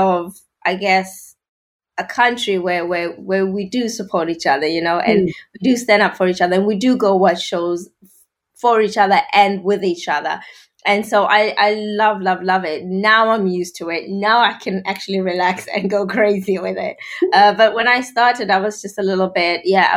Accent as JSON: {"language": "English", "country": "South Africa", "tie": "born or raised there", "moved": "as an adult", "lives_now": "United Kingdom", "said": "I grew up in South Africa"}